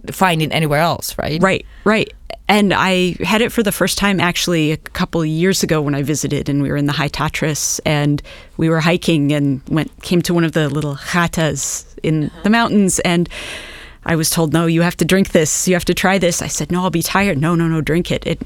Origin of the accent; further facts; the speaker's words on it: Nebraska, United States; moved away as an adult; also born or lived in Chicago / Massachusetts / New York City; I grew up in Nebraska